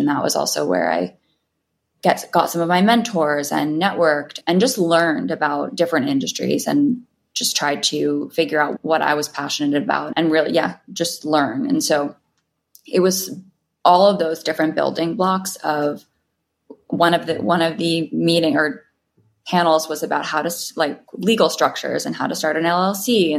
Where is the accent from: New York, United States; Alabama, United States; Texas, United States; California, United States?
New York, United States; New York City; I was definitely drinking at 18. I was a kid in New York City.